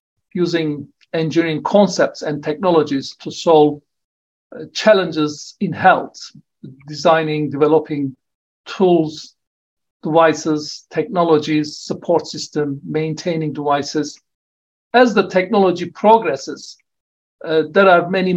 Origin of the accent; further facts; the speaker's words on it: Turkey; moved away as an adult; also born or lived in Oxford, United Kingdom; now in Wollongong, Australia; I returned to my home country of Turkey in 1994, and I worked there for 7.5 years